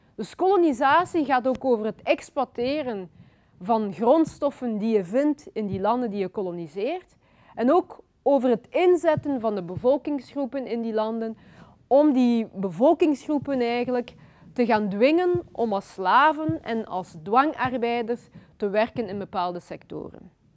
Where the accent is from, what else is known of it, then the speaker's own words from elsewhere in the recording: Flanders, Belgium; also born or lived in Kinshasa, Democratic Republic of the Congo; Ik ben geboren in Congo ehm, in 1984. En ik ben daarna als, op vrij jonge leeftijd eh, naar België gekomen. Ik ben hier opgegroeid.